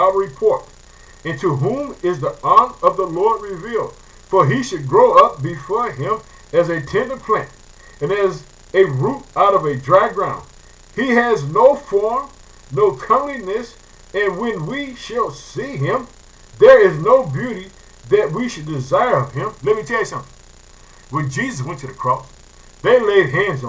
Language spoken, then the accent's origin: English; Illinois, United States; the country of Illinois, which is my home state. I live in the city of Chicago